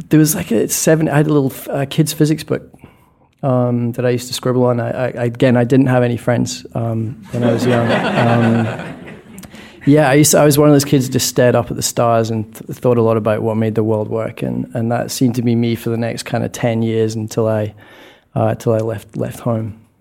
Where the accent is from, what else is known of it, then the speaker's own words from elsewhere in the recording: Scotland, United Kingdom; moved away; born in Scotland, which I think, if it's not the least sunny country on planet Earth, it's certainly a candidate